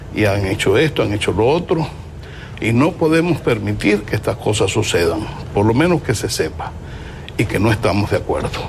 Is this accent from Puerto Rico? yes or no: no; Cuba; yo como cubano